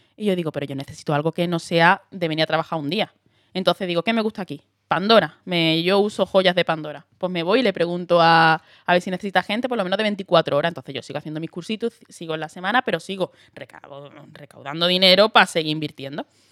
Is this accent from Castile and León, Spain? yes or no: no; Andalusia, Spain; accent: Andalusian; moved away as an adult; now in Madrid, Spain; yo digo que soy de Huelva, que soy y lo hago en andaluz.